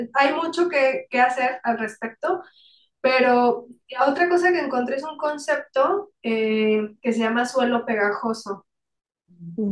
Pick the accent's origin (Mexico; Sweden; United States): Mexico; como, como, mexicanos